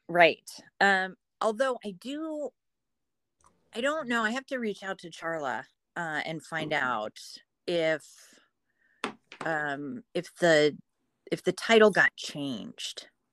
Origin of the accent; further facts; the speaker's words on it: Point Pleasant, New Jersey, United States; now in Pittsburgh, United States; I grew up in Point Pleasant, New Jersey